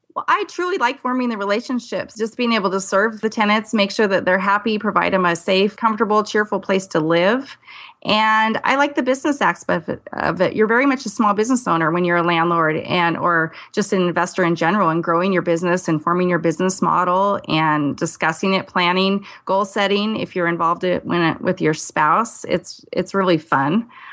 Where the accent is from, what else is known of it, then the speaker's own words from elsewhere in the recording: California, United States; now in Idaho, United States; I was born in California